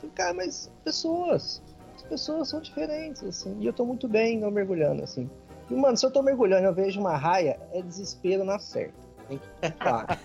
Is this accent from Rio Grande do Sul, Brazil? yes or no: no; Goiânia, Goiás, Brazil; Eu cresci indo na cachoeira. É, é, a maneira que eu fui criado. Eu sou de Goiânia